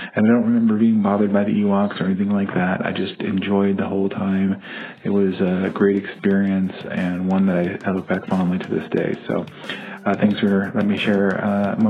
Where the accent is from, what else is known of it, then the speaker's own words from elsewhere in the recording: Puente Hills, California, United States; in Puente Hills, where I grew up here in Southern California